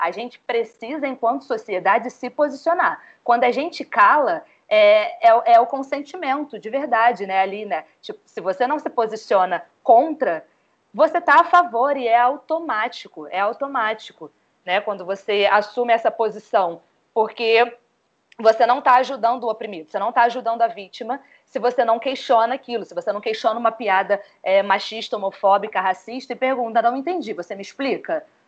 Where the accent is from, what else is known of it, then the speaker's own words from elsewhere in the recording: Rio de Janeiro, Brazil; eu sou carioca, é o estádio que eu mais frequentei